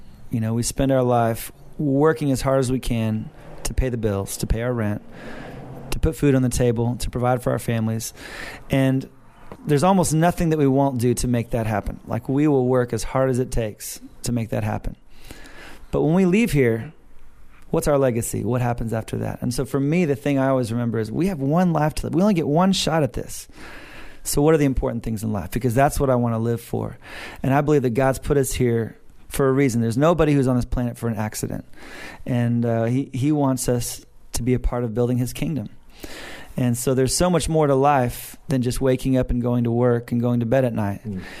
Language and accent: English; Australia; And my wife said, sorry, we're Australian.